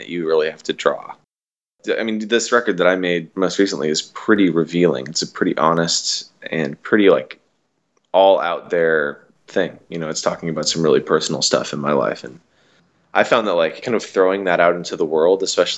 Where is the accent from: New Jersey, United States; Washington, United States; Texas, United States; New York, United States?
Washington, United States; I'm from Washington State